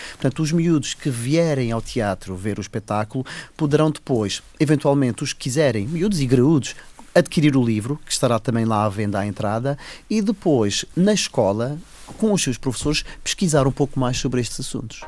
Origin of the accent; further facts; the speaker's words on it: Madeira, Portugal; a nossa vida enquanto madeirense hoje em dia